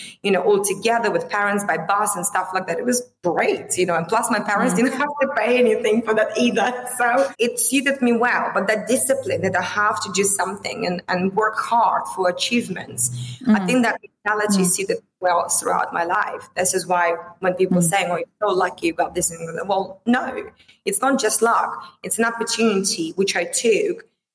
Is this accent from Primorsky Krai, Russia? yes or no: yes; Vladivostok, Primorsky Krai, Russia; moved away as an adult; my hometown, Vladivostok